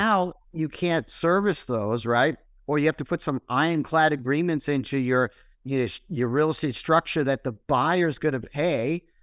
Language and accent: English; Boston, Massachusetts, United States; moved away; also born or lived in Syracuse; I wasn't from Syracuse. I'm originally from Boston. So I moved to Syracuse.